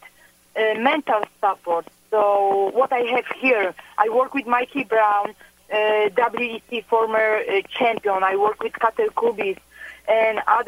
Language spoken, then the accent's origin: English; Poland; I was born and raised in Poland